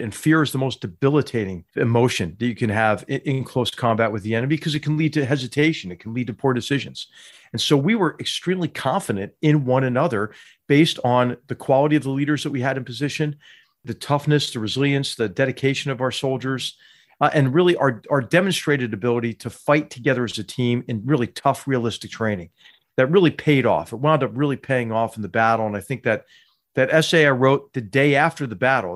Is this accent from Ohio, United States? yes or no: no; Philadelphia, Pennsylvania, United States; I grew up in Philadelphia, Pennsylvania